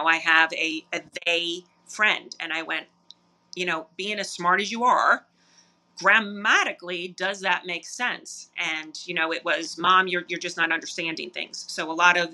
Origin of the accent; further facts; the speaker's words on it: New York, United States; growing up in New York